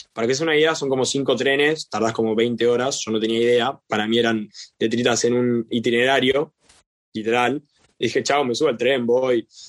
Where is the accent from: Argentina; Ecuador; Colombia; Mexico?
Argentina; soy argentino